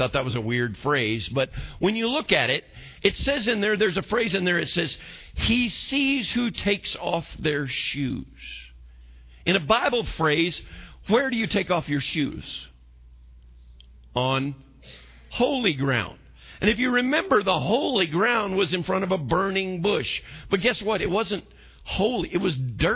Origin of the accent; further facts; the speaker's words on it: United States; I'm American.